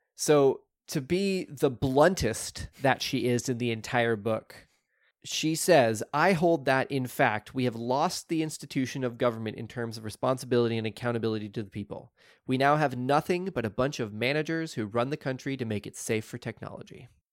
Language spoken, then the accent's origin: English; Oklahoma, United States; I grew up in Oklahoma where people dumped in rivers all the time